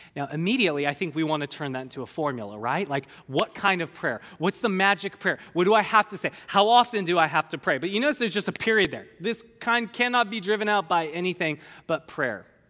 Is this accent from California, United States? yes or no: yes; California, United States; I'm a Californian.